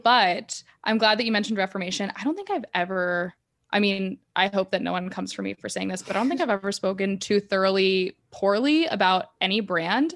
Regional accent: United States; as an American

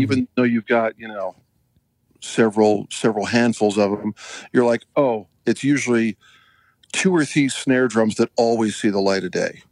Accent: Utah, United States; also born or lived in Alberta, Canada / Nashville; I'm originally from Alberta, Canada, and then uh, mom and dad moved the whole family down to Utah when I was a kid, and then uh, you know schooling

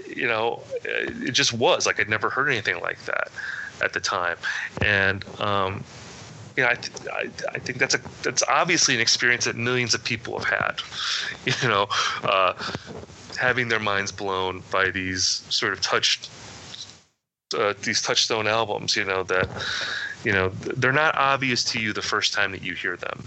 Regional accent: Midwest, United States; I grew up in the Midwest where nothing exciting ever happened in my town.

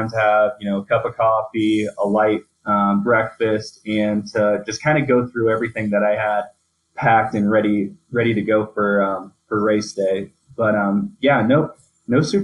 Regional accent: Indiana, United States; moved away as an adult; now in Colorado, United States; I come from Indiana

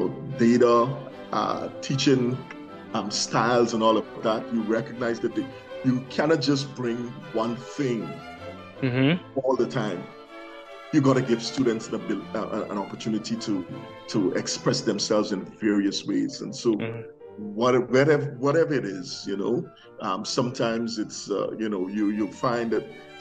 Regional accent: Guyana; moved away; I came from Guyana

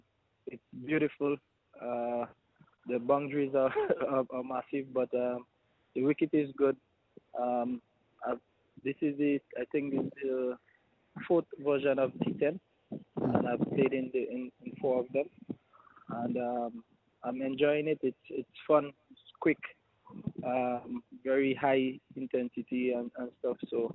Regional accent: New Zealand; now in Australia; Well, I came from New Zealand to Australia, so I had no quarantine.

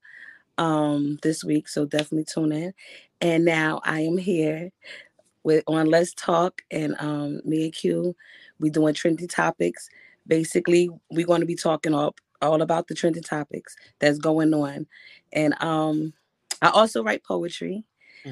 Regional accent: Elizabeth, New Jersey, United States; I'm from Elizabeth, New Jersey.

